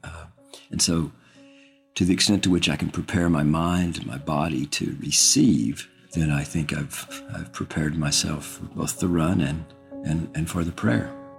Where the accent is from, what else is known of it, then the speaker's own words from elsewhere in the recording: Austin, Texas, United States; I'm from Austin, Texas